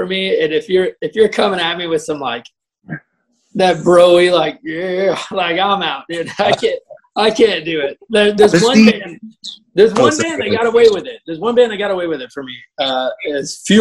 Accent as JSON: {"language": "English", "town": "Houston", "region": "Texas", "country": "United States", "tie": "born or raised there", "said": "I'm originally from Houston"}